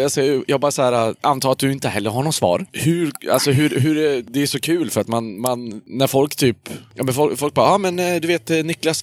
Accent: Hudiksvall, Gävleborg County, Sweden; i Hudiksvall, där jag kommer ifrån

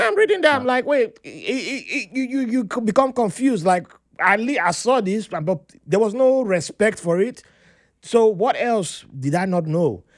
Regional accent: Benin City, Edo, Nigeria; moved away; also born or lived in Jos; I grew up in Benin there

